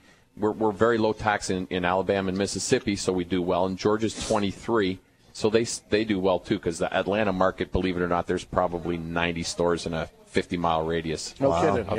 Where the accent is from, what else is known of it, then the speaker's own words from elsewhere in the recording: Canada; moved away; I'm originally from Canada.